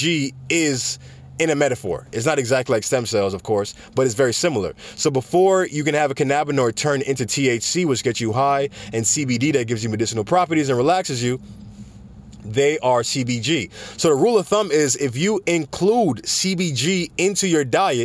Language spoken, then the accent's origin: English; Jamaica; I'm Jamaican myself